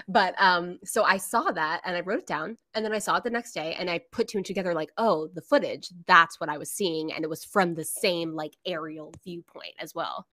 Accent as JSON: {"language": "English", "region": "Florida", "country": "United States", "said": "I'm literally from Florida."}